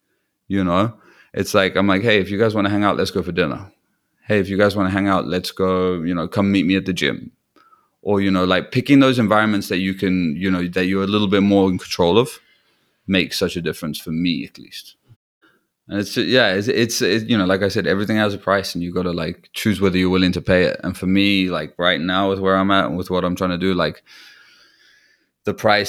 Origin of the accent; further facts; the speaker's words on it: Newquay, South West England, United Kingdom; there's like a festival in my hometown in Newquay